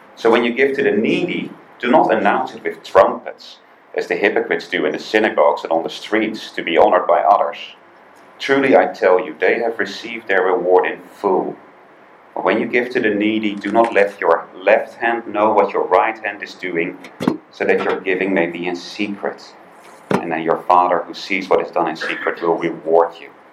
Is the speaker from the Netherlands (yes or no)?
yes; Netherlands; also born or lived in United Kingdom; now in Hong Kong; I'm originally from the Netherlands, although I lived for a long time in the UK.